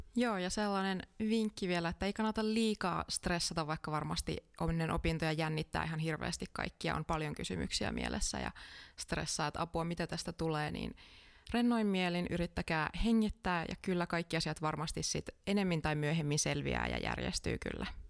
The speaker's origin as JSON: {"language": "Finnish", "town": "Kajaani", "region": "Kainuu", "country": "Finland", "moved": "yes", "lives_now": "Jyväskylä, Finland", "said": "mä oon itse alun perin Kajaanista."}